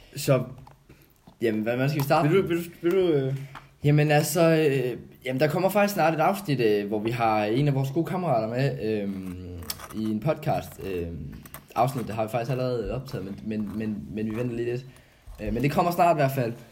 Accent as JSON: {"language": "Danish", "town": "Odense", "region": "Southern Denmark", "country": "Denmark", "also_born_or_lived": "Kolding", "moved": "yes", "said": "hvor jeg er fra jo, det er jo det fynske land, der, der ligger i blodet"}